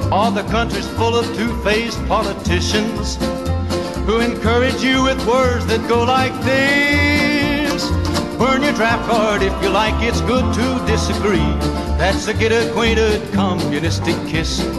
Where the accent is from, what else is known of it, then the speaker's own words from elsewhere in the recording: Canada; I grew up in Canada, okay?